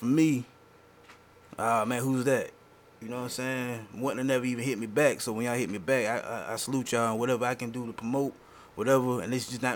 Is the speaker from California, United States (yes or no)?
no; Jacksonville, Florida, United States; I remember when I was coming up, I was like, I'm South Side